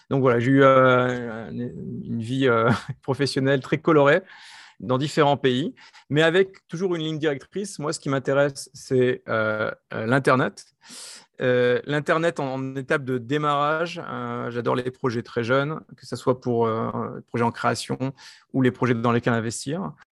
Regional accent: France; accent: French; moved away as an adult; also born or lived in United States; now in Israel; je suis français, comme vous entendez par, par mon accent, euh, mais j'ai une, carrière internationale, c'est-à-dire que très tôt, j'ai travaillé à l'étranger, dans, des pays européens, et puis après, je suis parti en Israël

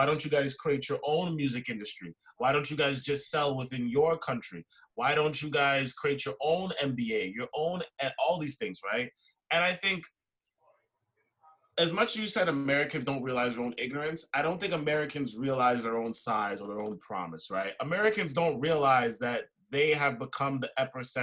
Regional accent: Toronto, Ontario, Canada; growing up in Canada, especially in a place like Toronto

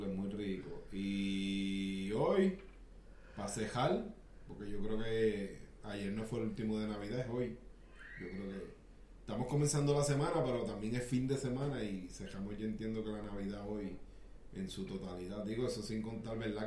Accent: Puerto Rico; los boricuas somos, somos un bufeo

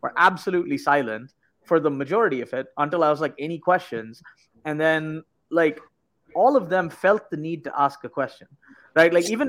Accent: India; moved away; I was born and raised in India and moved here.

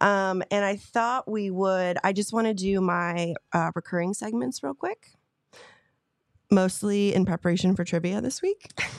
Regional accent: Harrisburg, Pennsylvania, United States; born there; I was born in Pennsylvania, actually.

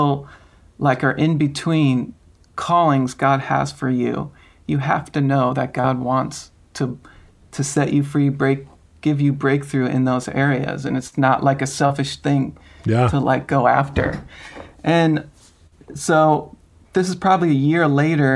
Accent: Long Island, New York, United States; I grew up in Long Island, New York

